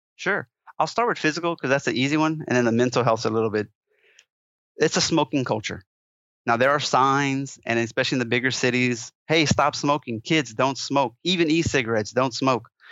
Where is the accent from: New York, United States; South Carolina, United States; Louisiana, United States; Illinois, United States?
Louisiana, United States; moved away as an adult; also born or lived in Colorado; I'm a Cajun